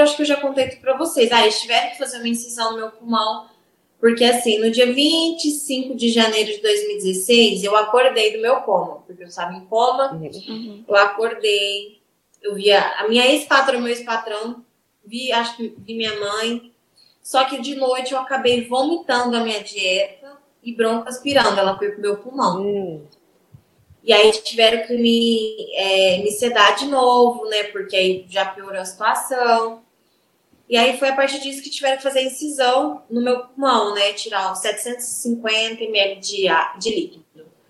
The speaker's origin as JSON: {"language": "Portuguese", "town": "Goiatuba", "region": "Goiás", "country": "Brazil", "said": "Goiatuba, é do interior de Goiás"}